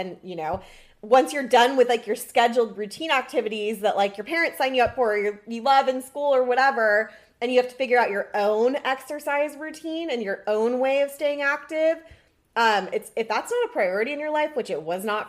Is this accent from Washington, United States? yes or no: yes; Seattle, Washington, United States; I grew up in Seattle. I would come down to California in the summer.